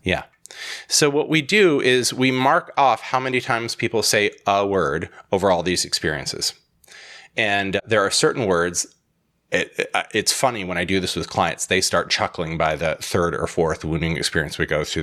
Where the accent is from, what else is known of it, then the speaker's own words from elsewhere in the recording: Holland, Michigan, United States; I was born in Holland, Michigan, filled with Dutch people.